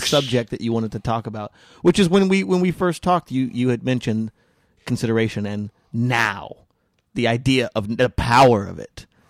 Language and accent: English; New Mexico, United States; I was born in New Mexico